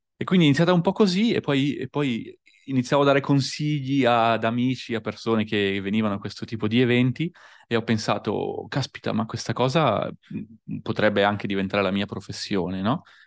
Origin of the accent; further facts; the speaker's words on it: Busto Arsizio, Lombardy, Italy; moved away as an adult; also born or lived in Verona / Austria; Provincia di Varese, nella ridente città di Busto Arsizio, quindi tra Milano, Varese e Como